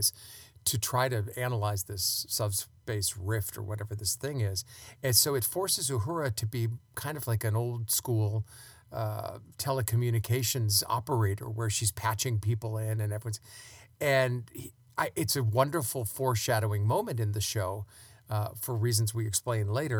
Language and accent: English; outside New York, United States; I grew up outside in New York